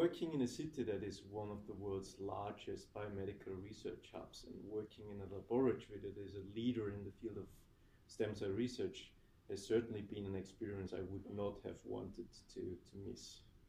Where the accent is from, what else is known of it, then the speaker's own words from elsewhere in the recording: Austria; moved away as an adult; now in United Kingdom; I do, of course, want to go back to Austria, not only because it's home